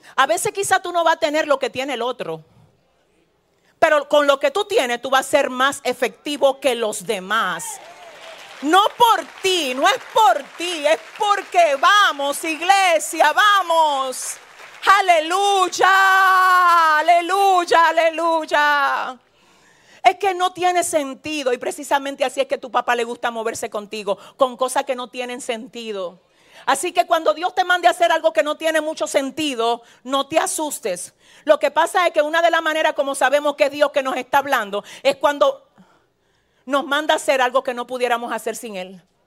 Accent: San Francisco de Macorís, Duarte, Dominican Republic; yo vengo de San Francisco de Macorís

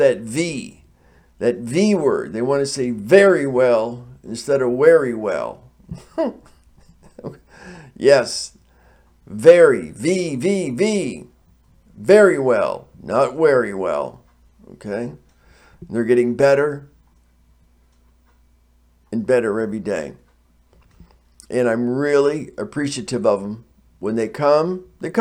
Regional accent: United States; I'm not a foreigner. I'm from the United States of America.

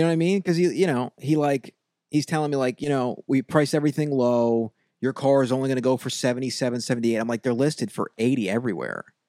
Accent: Long Island, New York, United States; I'm from Long Island.

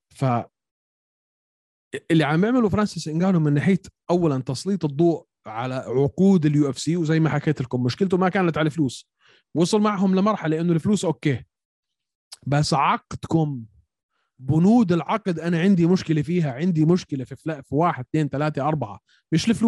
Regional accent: Syria; انا سوري

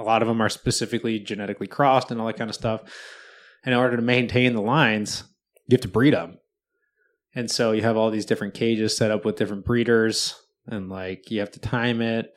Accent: Wisconsin, United States; now in Seattle, United States; I grew up in Wisconsin

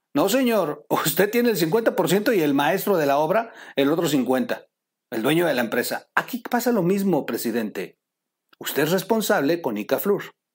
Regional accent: Mexico; soy mexicano

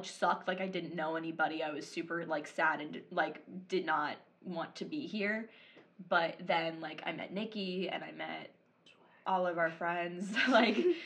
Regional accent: the Bible Belt, United States; moved away as an adult; I'm from the Bible Belt

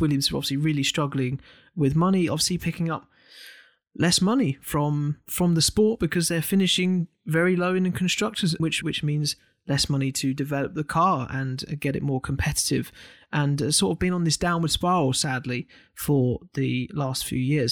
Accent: United Kingdom

